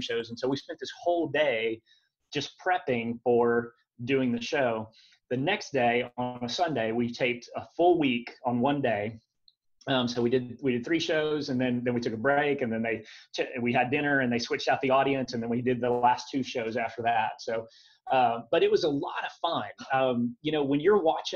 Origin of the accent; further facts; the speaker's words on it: Dallas, Texas, United States; moved away as an adult; also born or lived in Wichita Falls, Texas / Nairobi; I was born in Wichita Falls, but I didn't grow up there. I grew up in the Dallas area